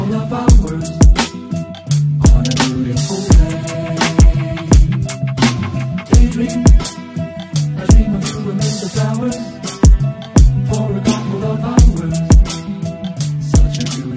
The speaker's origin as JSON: {"language": "English", "town": "Seattle", "region": "Washington", "country": "United States", "tie": "born or raised there", "said": "I'm from Seattle, by the way, and I went to school in the Central District"}